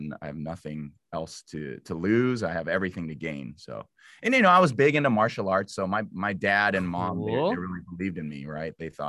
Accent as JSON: {"language": "English", "town": "Los Angeles", "region": "California", "country": "United States", "tie": "born or raised there", "also_born_or_lived": "Illinois", "said": "I am from"}